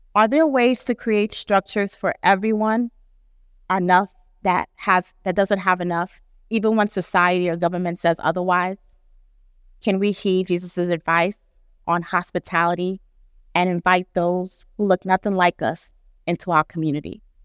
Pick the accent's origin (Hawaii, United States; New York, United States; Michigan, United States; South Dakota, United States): New York, United States; New York City; a first generation Nigerian American who grew up in New York City